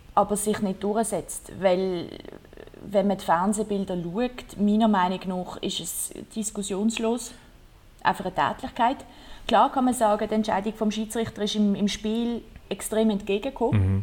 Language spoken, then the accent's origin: German; Basel, Basel-Stadt, Switzerland; ich bin von Basel